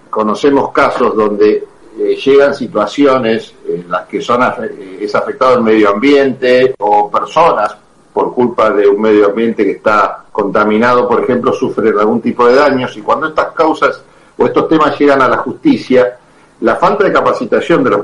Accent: Chascomús, Buenos Aires Province, Argentina; acá en Chascomús, en mi ciudad natal.

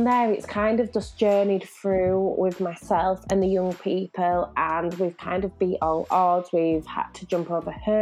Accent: Leeds, Yorkshire and the Humber, United Kingdom; moved away as an adult; also born or lived in Lille, France; now in Manchester, United Kingdom; my young people from Leeds, my hometown

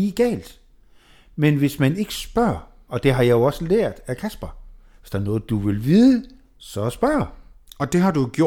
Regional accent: Jutland, Denmark; Ja, og vi er

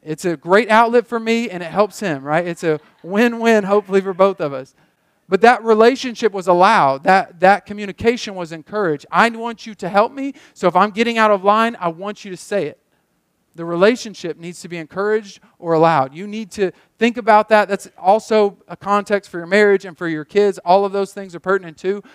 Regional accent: Muskogee, Oklahoma, United States; moved away as an adult; I love my hometown. I love this town

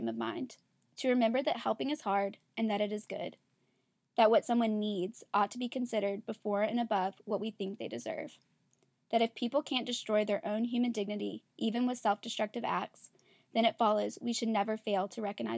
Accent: Louisiana, United States; growing up in Louisiana, we pronounce things really, really, really, really weird

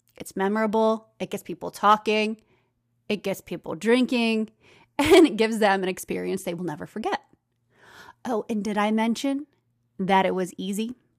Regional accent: United States; accent: American; my American accent.

